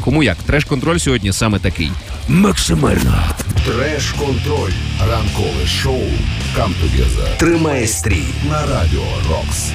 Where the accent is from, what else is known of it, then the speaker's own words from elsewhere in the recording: Ukraine; Я з України